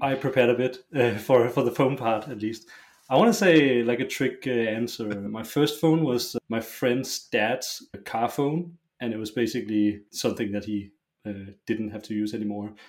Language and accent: English; Roskilde, Zealand, Denmark; I grew up in a small uh, suburb uh, outside of Roskilde. Uh, Roskilde is a it's a town. It's like half an hour's drive from Copenhagen